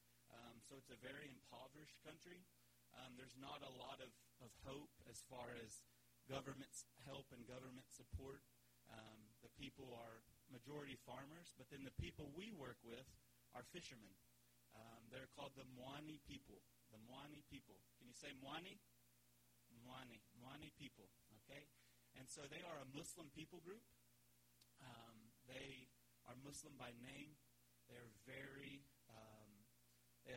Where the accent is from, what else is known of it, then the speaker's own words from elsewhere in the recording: West Virginia, United States; moved away as an adult; also born or lived in South Carolina / Mozambique; now in Mocimboa da Praia, Mozambique; I was born in South Carolina, grew up in West Virginia